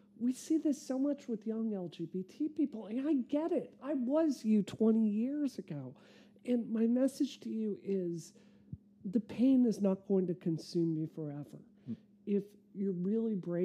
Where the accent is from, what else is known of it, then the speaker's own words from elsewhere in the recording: Mississippi, United States; moved away; also born or lived in Massachusetts; I grew up in Mississippi.